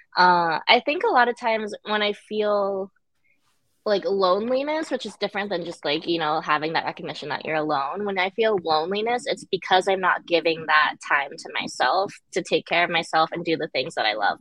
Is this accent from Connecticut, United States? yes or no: yes; Connecticut, United States; also born or lived in Guangzhou, China; I pretty much grew up and was raised in Connecticut.